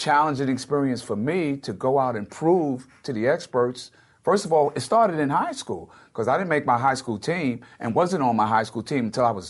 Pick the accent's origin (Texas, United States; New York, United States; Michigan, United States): New York, United States; New York City; growing up in New York City.